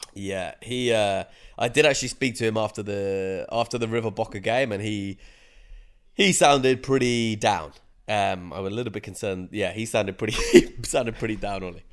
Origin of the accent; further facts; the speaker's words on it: United Kingdom; as a Brit